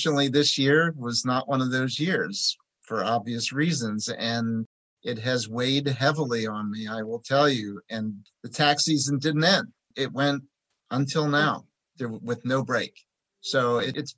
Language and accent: English; Philadelphia, Pennsylvania, United States